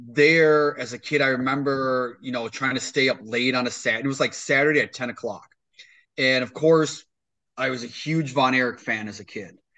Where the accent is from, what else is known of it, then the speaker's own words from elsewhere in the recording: East Troy, Wisconsin, United States; I went to East Troy